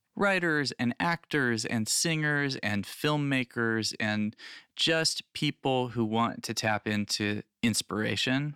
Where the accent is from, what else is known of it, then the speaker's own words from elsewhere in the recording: Phoenix, Arizona, United States; I grew up in Phoenix, Arizona